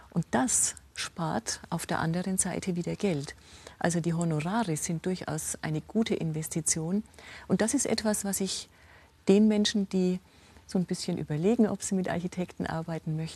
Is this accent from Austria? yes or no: no; Rosenheim, Bavaria, Germany; Sehen Sie, ich komme aus Rosenheim. Wir hatten eine Landesgartenschau.